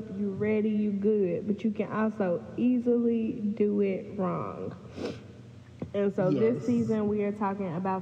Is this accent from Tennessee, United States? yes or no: yes; Memphis, Tennessee, United States; moved away as an adult; now in Jackson, United States; I'm also from Memphis, Tennessee, but I'm currently living in Jackson, Mississippi